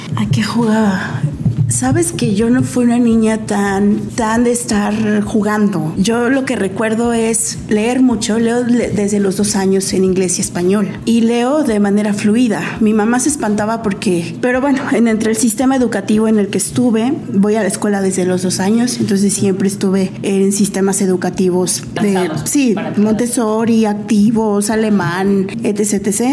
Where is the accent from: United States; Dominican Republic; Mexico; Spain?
Mexico; Morelos; en Morelos, sí, porque crecí en Morelos